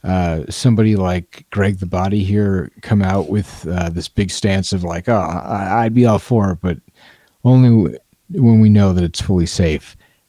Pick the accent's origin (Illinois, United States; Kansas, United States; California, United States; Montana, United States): Montana, United States; we have an addiction crisis in my home state of Montana.